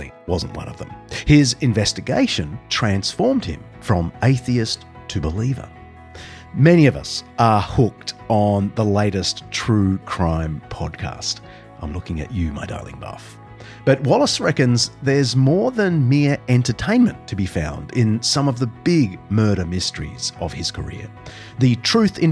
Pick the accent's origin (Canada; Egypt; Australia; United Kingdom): Australia; the University of Queensland in my home country